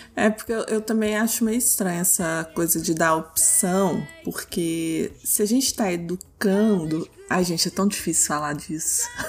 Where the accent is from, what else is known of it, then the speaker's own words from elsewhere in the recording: Minas Gerais, Brazil; eu sou de Minas